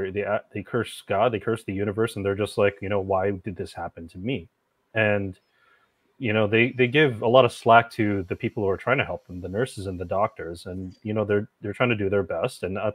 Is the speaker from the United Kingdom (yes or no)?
no; Philippines; now working in healthcare, which I never thought I'd actually do, being Filipino and everything